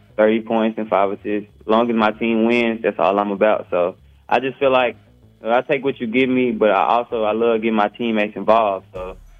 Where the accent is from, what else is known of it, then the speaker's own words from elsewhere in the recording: Baton Rouge, Louisiana, United States; I'm from Baton Rouge, Louisiana